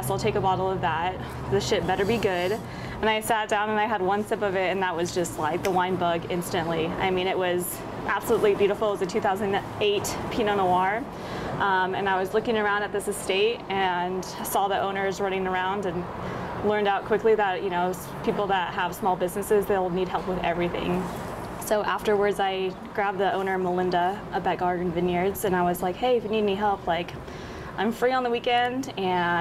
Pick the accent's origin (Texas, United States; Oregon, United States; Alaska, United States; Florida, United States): Oregon, United States; Eugene; also born or lived in Sisters, Oregon; I grew up in Oregon. I grew up in Central Oregon in Sisters and in Eugene